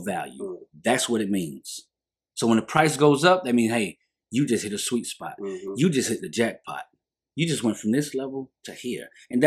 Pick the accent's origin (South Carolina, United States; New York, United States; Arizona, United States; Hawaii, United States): South Carolina, United States; Union; I grew up in Kelton, of course, but I was also raised in Lakewood